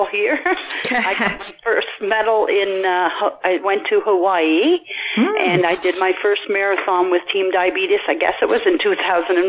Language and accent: English; Gaspé, Quebec, Canada; now in New Brunswick, Canada; is Gaspé, Quebec, but I've been in New Brunswick 30 plus years. So I grew up there